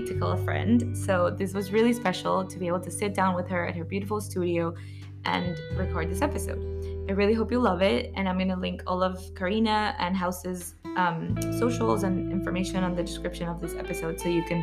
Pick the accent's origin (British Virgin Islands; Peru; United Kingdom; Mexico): Peru; my hometown, from Peru